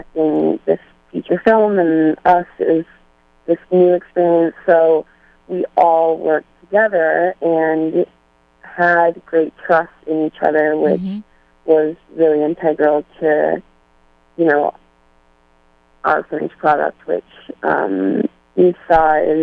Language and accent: English; Massachusetts, United States; moved away as an adult; now in Los Angeles, United States; I grew up in Massachusetts